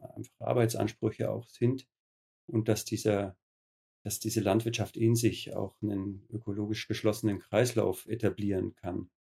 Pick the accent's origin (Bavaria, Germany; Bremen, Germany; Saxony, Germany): Bavaria, Germany; Höhenberg; Ich selber bin auch auf einem biodynamischen Betrieb groß geworden in Höhenberg